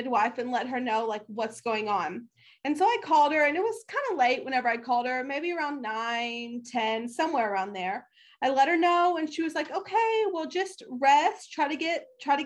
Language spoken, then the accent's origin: English; Oklahoma, United States; now in Texas, United States; I am from Oklahoma. I currently live in Texas